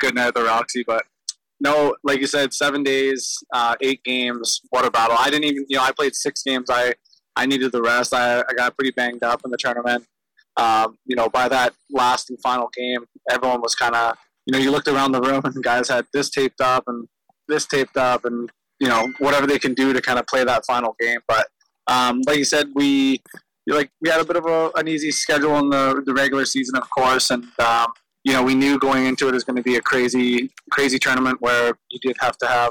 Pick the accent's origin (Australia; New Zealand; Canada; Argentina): Canada; Ladner, British Columbia; growing up in Ladner, especially in lacrosse